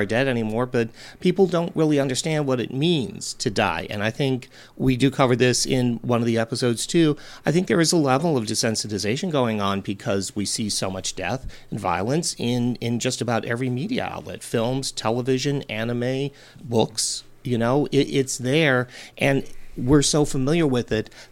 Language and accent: English; Cleveland, Ohio, United States; I grew up in Cleveland